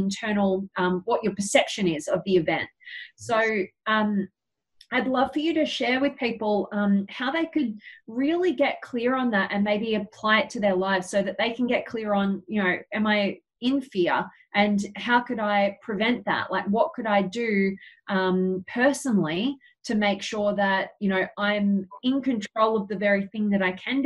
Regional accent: Australia

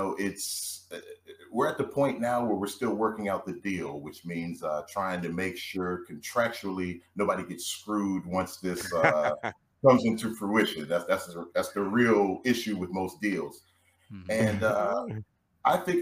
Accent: Chapel Hill, North Carolina, United States; moved away as an adult; now in Los Angeles, United States; I grew up in Chapel Hill, North Carolina. Moved out to L.A. after graduating from Hampton University.

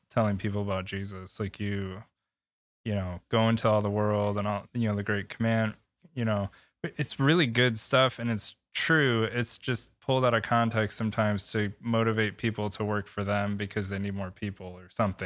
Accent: Michigan, United States; born and raised in Michigan

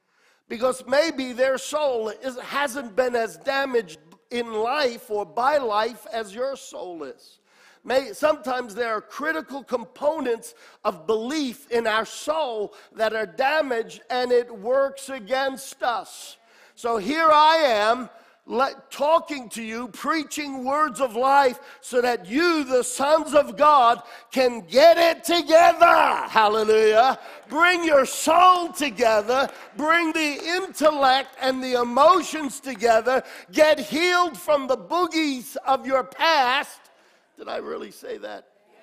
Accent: New York, United States; born there; also born or lived in Australia; I was born in New York. Age of 8, 9, my parents went to Australia as senior pastors to pastor the Italian group of people. And we were there 6 years, came back to America. I was now 15 years old

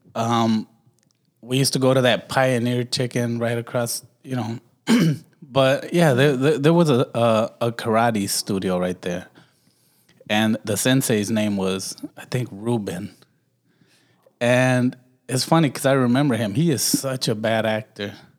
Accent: Los Angeles, California, United States; I was raised in Watts.

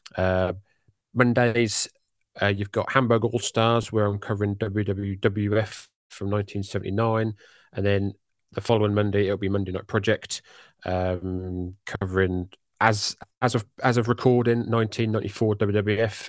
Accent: United Kingdom; accent: British; my jolly British accent

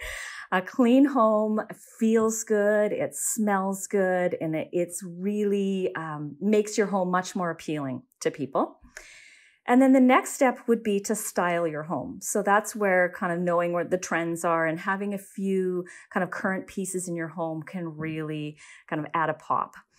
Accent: Saskatoon, Saskatchewan, Canada; I was born and raised in Saskatoon

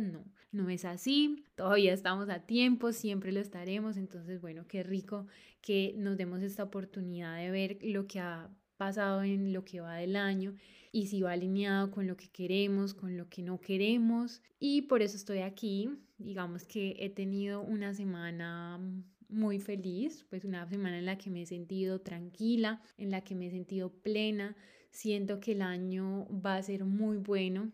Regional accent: Colombia; moved away as an adult; now in Barcelona, Spain; mi opinión como colombiana viviendo acá en Barcelona

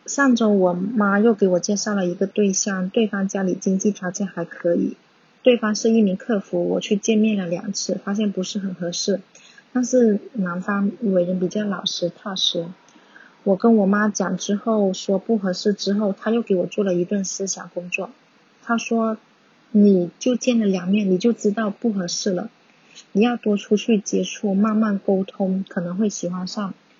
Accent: Dongguan, Guangdong, China; first language Cantonese; Chinese is a second language; 我来自一个小小的城市东方，虽然经济比较繁荣，但是这里的人思想比较保守，是一个十分重男轻女的地方

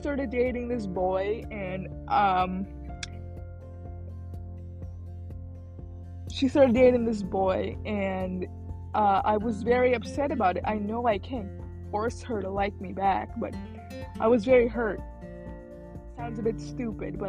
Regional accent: Illinois, United States; moved away as an adult; also born or lived in Philippines / Texas; now in California, United States; I grew up in Illinois. We grew up there until I was 18

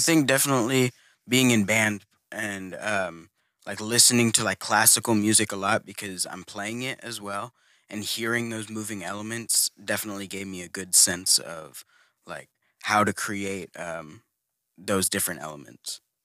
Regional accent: Houston, Texas, United States; I'm from the Houston area

